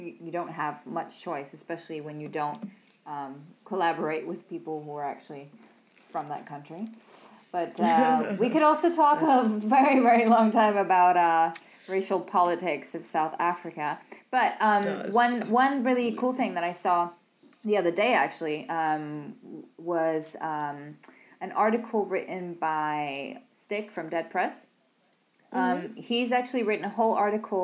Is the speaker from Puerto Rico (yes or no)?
no; Copenhagen, Capital Region of Denmark, Denmark; now in France; I come from Copenhagen. I walk down to my local Netto